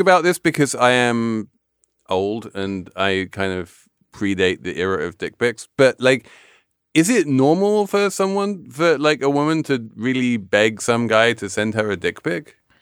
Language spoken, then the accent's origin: English; England, United Kingdom; I'm English